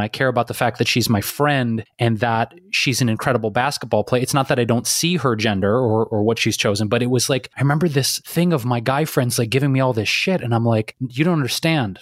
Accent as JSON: {"language": "English", "town": "Detroit", "region": "Michigan", "country": "United States", "tie": "born or raised there", "said": "that's my hometown. So, I mean, I grew up watching the Pistons. I was a huge Detroit Pistons fan"}